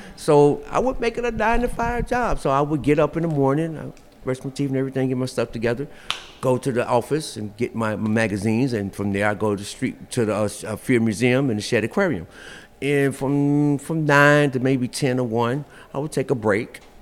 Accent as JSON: {"language": "English", "town": "Chicago", "region": "Illinois", "country": "United States", "tie": "born or raised there", "said": "Born and raised in Chicago, uh, um, um, in my younger years, uh, I was on the West Side, and I went to Austin High School out there"}